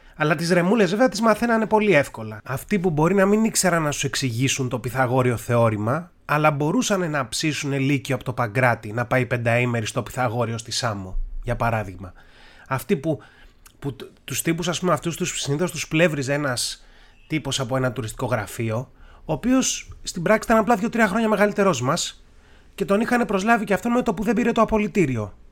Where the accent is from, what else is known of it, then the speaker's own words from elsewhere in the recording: Tavros, Attica, Greece; μεγάλωσα στον Ταύρο